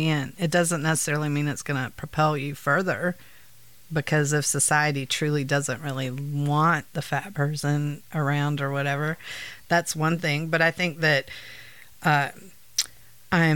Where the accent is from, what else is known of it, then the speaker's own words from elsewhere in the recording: Gulf Coast, United States; moved away; growing up on the Gulf Coast